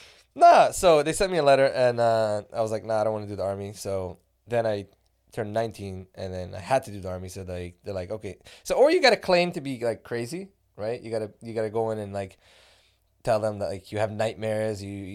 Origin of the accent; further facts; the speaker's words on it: Montreal, Quebec, Canada; moved away as an adult; also born or lived in Israel; I was born in Montreal.